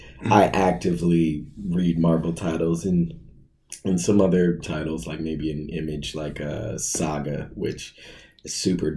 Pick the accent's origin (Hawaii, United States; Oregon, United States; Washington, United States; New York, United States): Oregon, United States; Portland; Home for me is, I would say, Portland, Oregon. Okay. I'm an Army brat, so I've done all kinds of moving around everywhere, but my dad and his family is from Portland